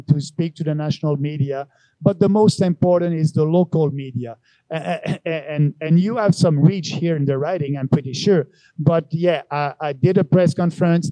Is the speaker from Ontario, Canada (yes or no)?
no; Beauce, Quebec, Canada; now in Montreal, Canada; I'm a guy from Montreal, originally from Beauce